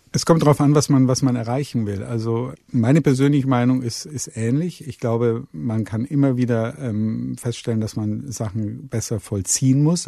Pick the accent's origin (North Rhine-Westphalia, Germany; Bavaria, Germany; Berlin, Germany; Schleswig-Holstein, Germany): Bavaria, Germany; Munich; ich komme aus München